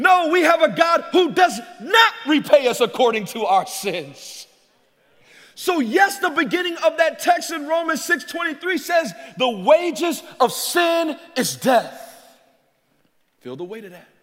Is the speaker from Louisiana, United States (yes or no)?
yes; Louisiana, United States; growing up in Louisiana